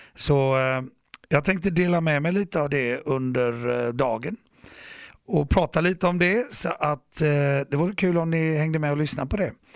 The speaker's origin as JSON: {"language": "Swedish", "town": "Gothenburg", "region": "Västra Götaland", "country": "Sweden", "tie": "born or raised there", "said": "jag är en hissingsbo. Jag växte upp här i Göteborg."}